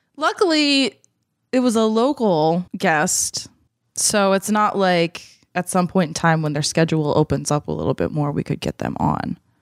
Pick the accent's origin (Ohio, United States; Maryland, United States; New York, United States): Maryland, United States; Baltimore; moved away; also born or lived in Chicago; I'm from Baltimore, which is kind of the South.